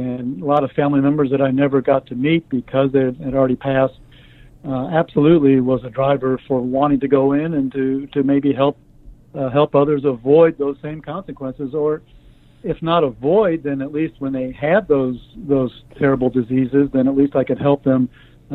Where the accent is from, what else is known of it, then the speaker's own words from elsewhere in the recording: Omaha, Nebraska, United States; I grew up in Omaha, Nebraska